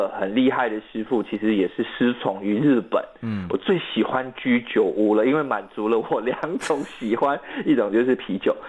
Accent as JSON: {"language": "Chinese", "country": "Malaysia", "first_language": "Mandarin", "said": "对，我的母语是华语嘛，嗯，那我们的国家的语言是马来语。"}